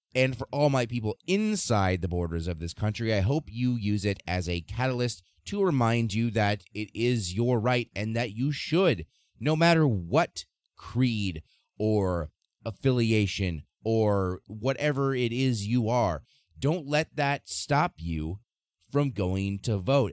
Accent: Nebraska, United States; my home state of Nebraska

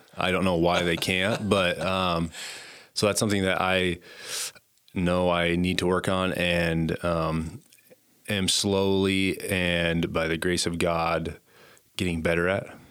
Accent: Conrad, Montana, United States; moved away as an adult; also born or lived in Butte, Montana; now in Gillette, United States; I grew up in Conrad, Montana, a little town in northern Montana. Um, born and raised there

